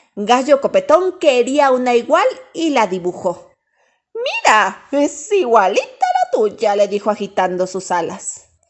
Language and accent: Spanish; Mexico City, Mexico; Nací en la Ciudad de México